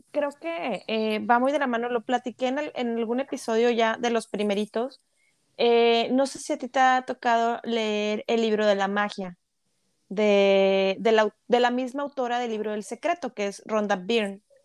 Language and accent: Spanish; Monterrey, Nuevo León, Mexico; hablando de Monterrey, que somos regias